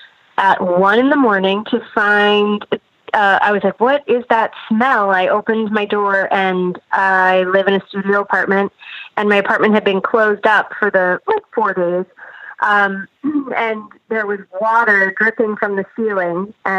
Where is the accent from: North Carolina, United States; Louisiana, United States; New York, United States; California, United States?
New York, United States; New York, New York.